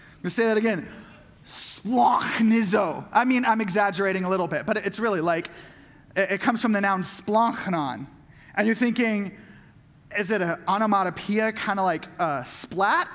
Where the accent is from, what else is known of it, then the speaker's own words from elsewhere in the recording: Southern California, United States; having grown up in Southern California